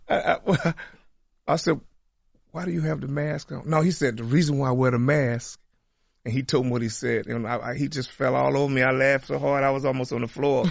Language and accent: English; Tulsa, Oklahoma, United States; my hometown